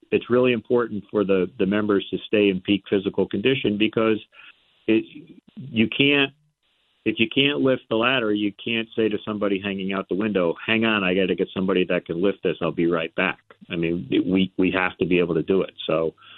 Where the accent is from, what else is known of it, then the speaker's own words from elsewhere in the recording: Port Washington, New York, United States; now in Connecticut, United States; I grew up on Long Island, so it was in Port Washington, in New York.